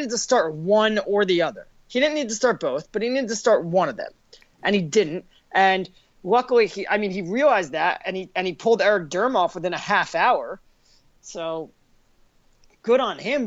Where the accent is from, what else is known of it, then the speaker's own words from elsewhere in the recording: United States; I'm American